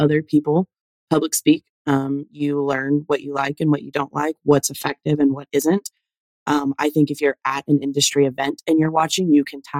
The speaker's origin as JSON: {"language": "English", "region": "the South", "country": "United States", "tie": "born or raised there", "said": "I'm a Southern girl. Like, I didn't realize how much I've been affected by growing up in the South until I started going to other areas"}